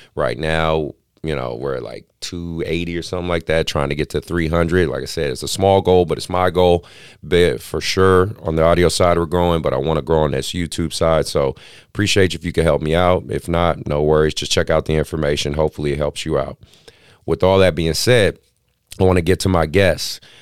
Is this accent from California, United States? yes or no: yes; Oakland, California, United States; born and raised in Oakland